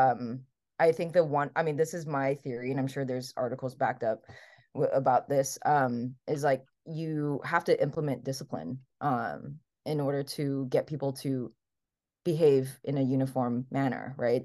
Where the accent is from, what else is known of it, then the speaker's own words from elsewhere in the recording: Hawaii, United States; English is a second language; moved away as an adult; also born or lived in Taiwan / New York / California; I am raised in Hawaii, so I was born in Taiwan, and then immigrated to the U S when I was seven